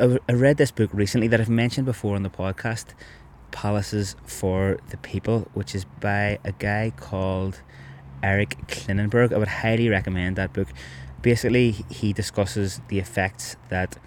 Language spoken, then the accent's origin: English; Belfast, Northern Ireland, United Kingdom; now in Cork, Ireland; the house that me and both my brothers grew up in Andytown